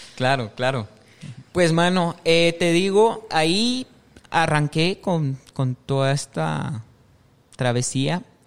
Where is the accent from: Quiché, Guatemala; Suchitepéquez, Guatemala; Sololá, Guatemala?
Quiché, Guatemala; San Pedro Jocopilas; moved away as an adult; now in Guatemala City, Guatemala; yo soy del departamento de Quiché, de San Pedro Jocopilas. Es el segundo municipio